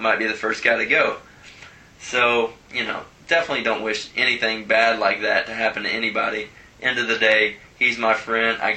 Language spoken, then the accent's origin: English; Cincinnati, Ohio, United States; I'm from Cincinnati